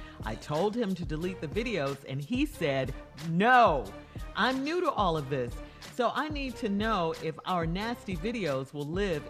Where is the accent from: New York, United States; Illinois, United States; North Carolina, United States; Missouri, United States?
Illinois, United States; Chicago; I'm from Chicago, okay?